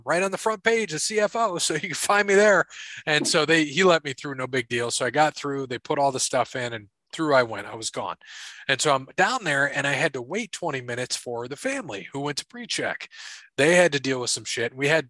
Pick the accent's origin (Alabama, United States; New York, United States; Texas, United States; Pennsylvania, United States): Pennsylvania, United States; Philadelphia; So why I am … from Philadelphia today.